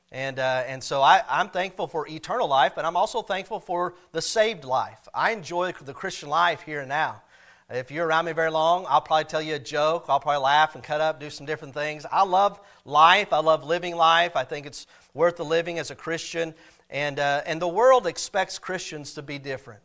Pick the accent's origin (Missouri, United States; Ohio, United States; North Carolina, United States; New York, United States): Missouri, United States; Cassville; I grew up in Castle, Missouri